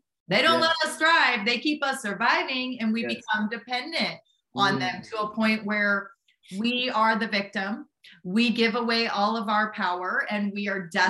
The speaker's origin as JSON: {"language": "English", "town": "St. Louis", "region": "Missouri", "country": "United States", "tie": "born or raised there", "said": "I'm from Midwest myself. I grew up in Missouri, St. Louis, Missouri."}